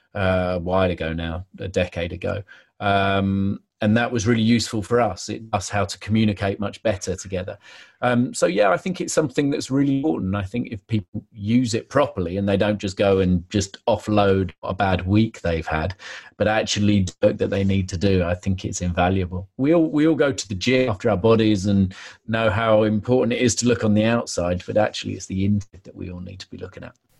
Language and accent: English; London, United Kingdom; I was brought up in Soho